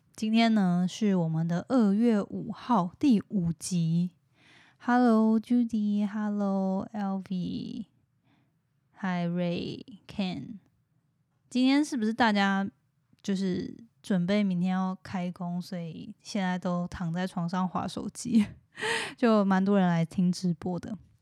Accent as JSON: {"language": "Chinese", "town": "Hualien", "region": "Hualien County", "country": "Taiwan", "tie": "born or raised there", "also_born_or_lived": "United States", "moved": "as an adult", "lives_now": "Taipei, Taiwan", "said": "我自己就是在美国待七年嘛。然后是台湾已经土生土长，长到大学毕业之后才去美国。"}